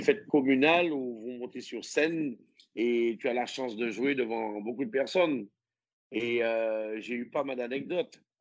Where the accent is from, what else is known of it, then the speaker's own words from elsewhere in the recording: Martinique; moved away; also born or lived in French Guiana / Guadeloupe; je suis martiniquais